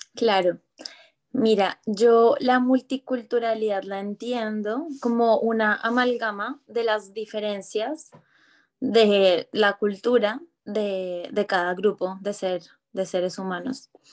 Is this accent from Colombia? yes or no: yes; Medellín, Antioquia, Colombia; moved away as an adult; also born or lived in Bogotá; now in Barcelona, Spain; yo nací en Medellín, en la región de Antioquia